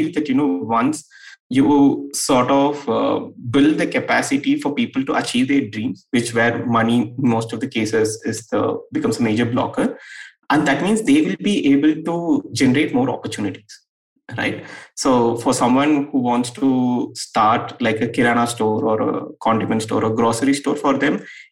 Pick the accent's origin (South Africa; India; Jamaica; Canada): India; Erode, Tamil Nadu; in a small town like Erode, I come from Erode, it's a small town in Tamil Nadu